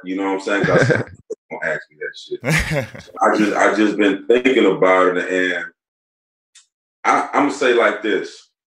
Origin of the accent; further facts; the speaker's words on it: Kenosha, Wisconsin, United States; moved away as an adult; I'm from Kenosha, a little small town, you know, right by Racine, Caron Butler hometown.